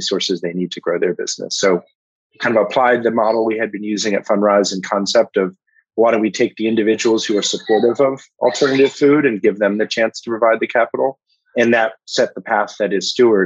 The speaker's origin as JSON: {"language": "English", "town": "Washington", "region": "District of Columbia", "country": "United States", "tie": "born or raised there", "said": "I grew up in Washington, D.C."}